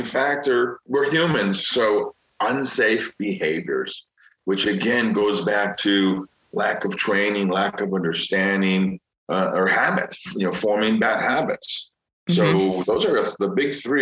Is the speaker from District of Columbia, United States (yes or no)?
no; Chicago, Illinois, United States; I'm from Chicago